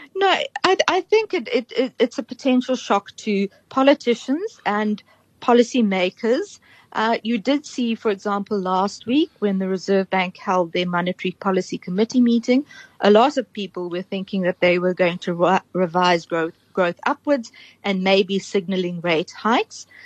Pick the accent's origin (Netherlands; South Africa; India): South Africa; also born or lived in Cape Town; as a South African